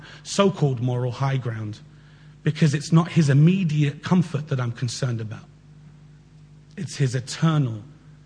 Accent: London, United Kingdom; We grew up together in Southwest London.

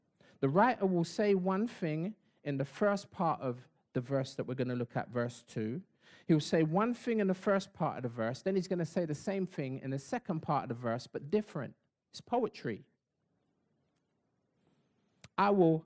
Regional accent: London, United Kingdom; I used to live in East Dulwich

